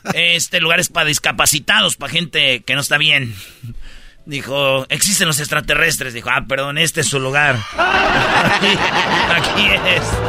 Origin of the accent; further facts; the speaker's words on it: Michoacán, Mexico; yo soy de Michoacán